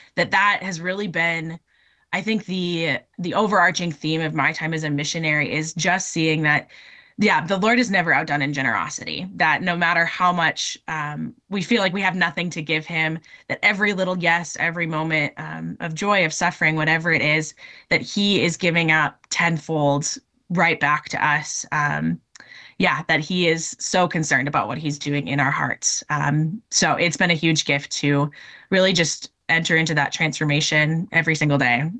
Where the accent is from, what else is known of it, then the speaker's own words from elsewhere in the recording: Minnesota, United States; moved away as an adult; also born or lived in North Dakota; now in Oregon, United States; I'm originally from Minnesota